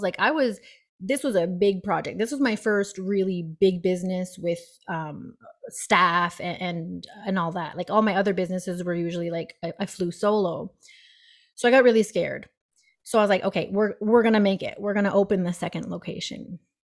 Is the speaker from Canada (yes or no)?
yes; Moncton, New Brunswick, Canada; moved away as an adult; also born or lived in Fredericton; I was from Moncton, so two hours away.